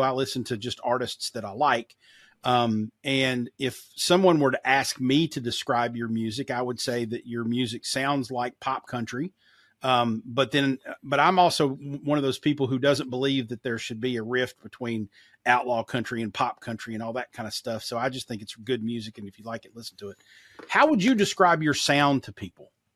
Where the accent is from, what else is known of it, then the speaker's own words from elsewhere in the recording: Kentucky, United States; I grew up in Kentucky, too